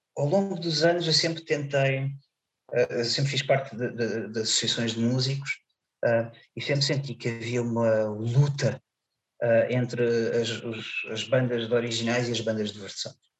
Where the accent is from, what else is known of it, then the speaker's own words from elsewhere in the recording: Seixal, Setúbal, Portugal; Conselho de Seixal, que, é, que, hum. que está, é a minha terra